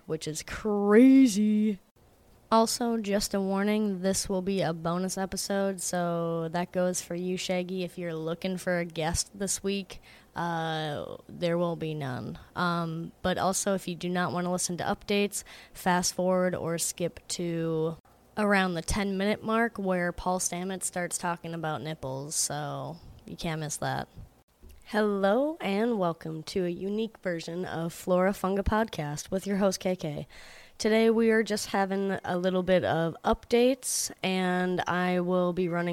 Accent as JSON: {"language": "English", "region": "Georgia", "country": "United States", "tie": "born or raised there", "said": "I was born in Georgia, so I am a Georgia peach myself"}